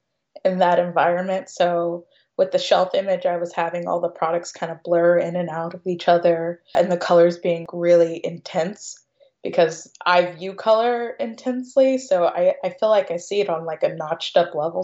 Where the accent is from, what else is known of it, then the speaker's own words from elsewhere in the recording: Jeffersonville, Indiana, United States; also born or lived in Louisville, Kentucky / Sellersburg, Indiana; I was born in Louisville, Kentucky, but I was raised in Jeffersonville, Indiana, which is right across the river